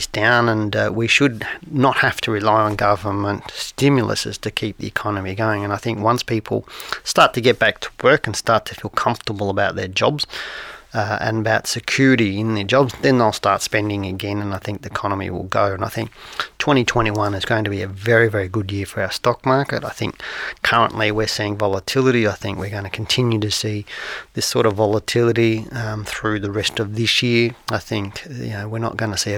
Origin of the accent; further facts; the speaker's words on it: Geelong, Victoria, Australia; I grew up in Geelong